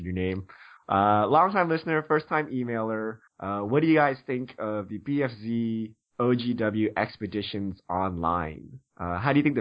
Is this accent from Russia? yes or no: no; Canada; moved away; also born or lived in Seattle; I'm actually Canadian